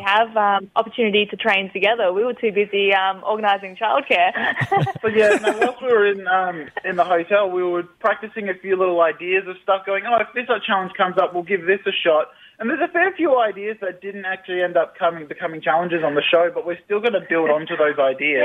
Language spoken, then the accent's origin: English; Mount Gambier, South Australia, Australia; born or raised there; now in Victoria, Australia